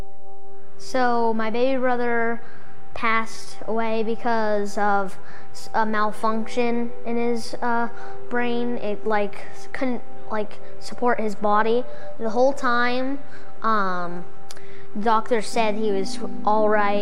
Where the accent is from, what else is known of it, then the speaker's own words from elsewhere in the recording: Sandwich, Massachusetts, United States; I'm 11 years old. And I'm from Cape Cod, Sandwich, Massachusetts